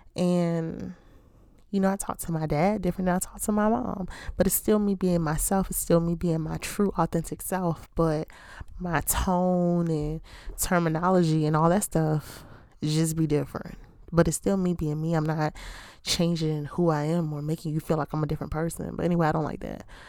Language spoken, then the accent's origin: English; Baltimore, Maryland, United States; I'm from Baltimore